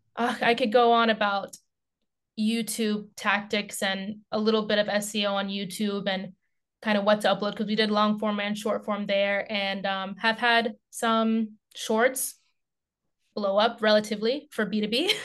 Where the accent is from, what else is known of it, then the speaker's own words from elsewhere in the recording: United States; now in Finland; an active life in Finland as an American